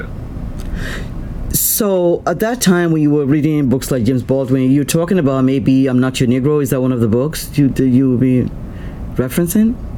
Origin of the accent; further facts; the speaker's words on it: Nigeria; now in United States; i'm a nigerian i'm still a nigerian